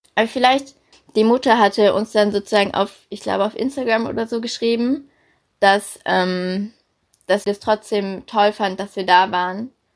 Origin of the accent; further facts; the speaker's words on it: Berlin, Germany; moved away as an adult; also born or lived in Denmark; now in Hamburg, Germany; ich komme ursprünglich aus Berlin, und bin zum Studium dann nach Hamburg gegangen